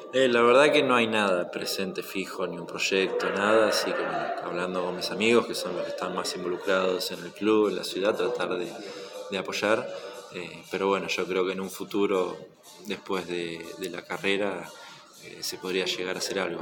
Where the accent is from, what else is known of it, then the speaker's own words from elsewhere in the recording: Mar del Plata, Buenos Aires Province, Argentina; moved away as an adult; also born or lived in Spain; siempre voy a ser de Mar del Plata. Esté donde esté, siempre voy a ser de acá